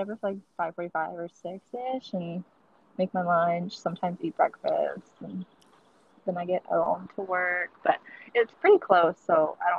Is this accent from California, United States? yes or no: yes; Modesto, California, United States; moved away as an adult; now in San Francisco, United States; I am originally from the Central Valley, so a little town called Modesto. 209, what's up? Yes. So if you don't know, it's around like by Stockton and Fresno.